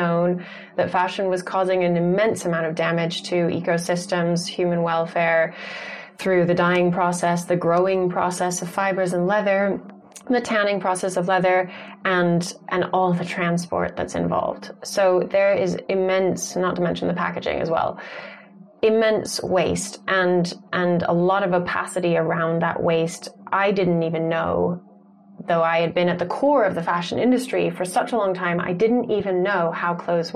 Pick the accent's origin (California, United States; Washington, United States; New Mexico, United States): New Mexico, United States; Santa Fe; born or raised there; also born or lived in Tucson, Arizona